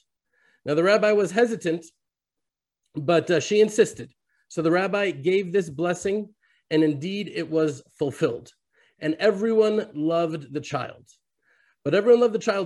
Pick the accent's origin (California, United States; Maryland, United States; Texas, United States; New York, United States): Texas, United States; Houston; now in Israel; I was born and raised in Houston, Texas